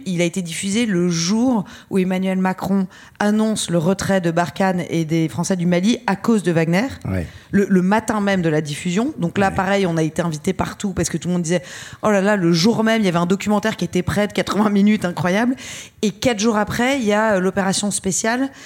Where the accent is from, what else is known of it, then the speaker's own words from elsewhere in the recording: France; même si on est française et qu'on a un passeport français